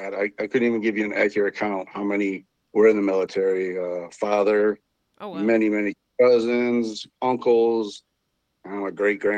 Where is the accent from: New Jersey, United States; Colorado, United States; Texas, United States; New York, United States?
New York, United States; Syracuse; now in Newark, New York, United States; Born and raised Syracuse.